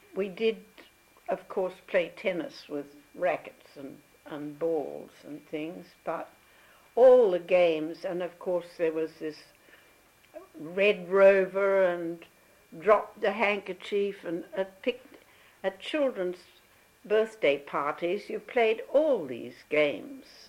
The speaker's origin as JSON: {"language": "English", "town": "Perth", "region": "Western Australia", "country": "Australia", "tie": "born or raised there", "also_born_or_lived": "Melbourne", "said": "we spent about six months with Granny at uh, Richardson Avenue"}